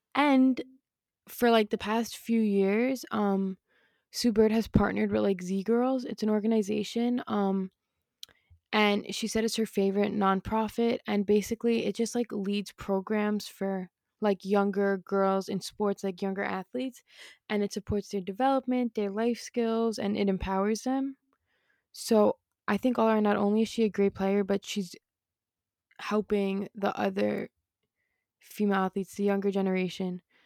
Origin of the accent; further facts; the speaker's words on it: New York City, New York, United States; I went to Christ-Sacking High School in Queens.